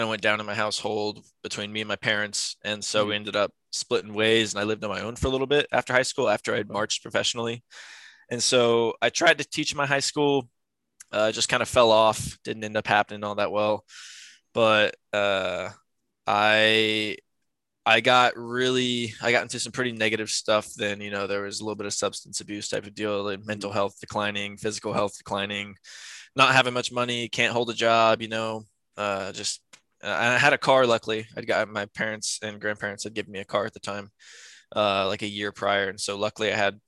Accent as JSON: {"language": "English", "town": "San Antonio", "region": "Texas", "country": "United States", "tie": "born or raised there", "said": "I was born in San Antonio. I was born 15 minutes down the road from here. Lived throughout my life."}